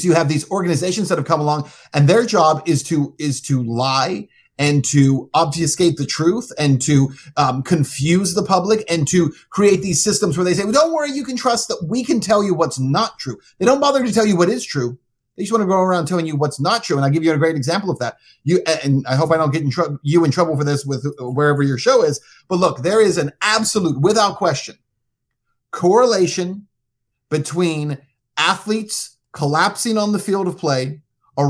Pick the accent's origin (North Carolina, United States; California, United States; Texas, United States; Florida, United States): Texas, United States; El Paso; moved away as an adult; also born or lived in Cincinnati; I was working in El Paso, that's my hometown, on the border